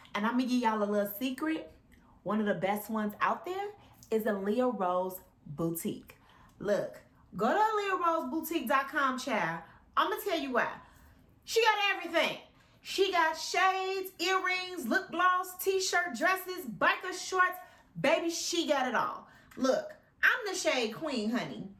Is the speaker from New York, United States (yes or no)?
no; Chicago, Illinois, United States; I wasn't born in Chicago, but I was raised in Chicago all my life